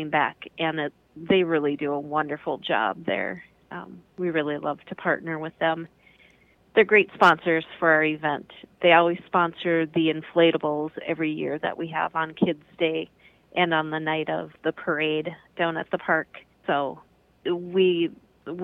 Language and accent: English; Cold Spring, Minnesota, United States; I am from Cold Spring, but I work at the city of Waite Park